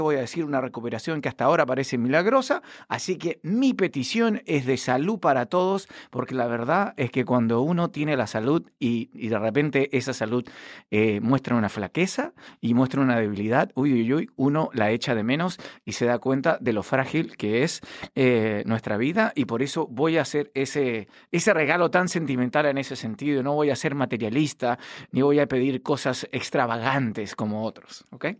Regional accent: Chile; now in Washington, United States; como chileno

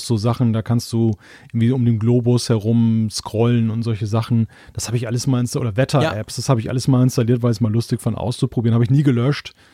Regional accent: Germany; jetzt als Deutscher

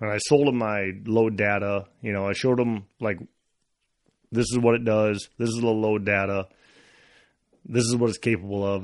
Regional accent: Iowa, United States; growing up in Iowa

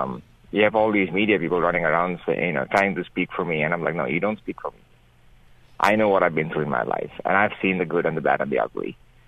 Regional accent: Bangladesh; also born or lived in Nigeria / Great Britain / Iraq; Originally, I'm from Bangladesh.

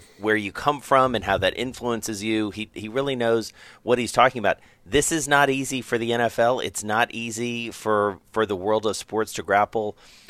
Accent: Atlanta, Georgia, United States; my hometown down in Atlanta.

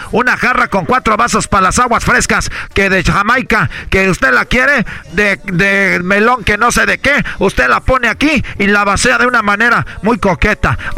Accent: Mexico; como buen mexicano mexicano, tenemos aquí

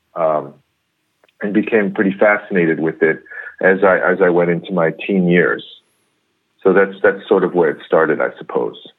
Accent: New York, United States; first language English; moved away as an adult; now in Korea; born and raised in in uh, New York

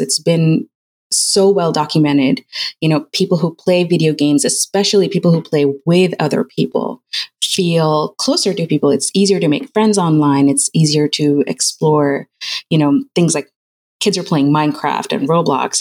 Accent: United Arab Emirates; moved away as an adult; now in United States; my parents are Pakistani and I grew up in United Arab Emirates and I moved here when I was 18. So I moved to the US

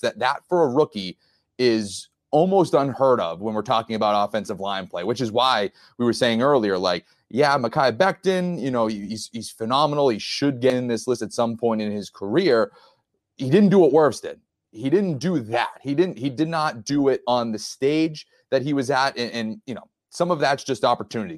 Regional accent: New England, United States; I'm from New England, I, I'm a, a Patriots guy

